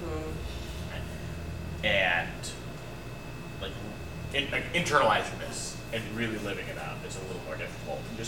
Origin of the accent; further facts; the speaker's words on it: United States; as American Christians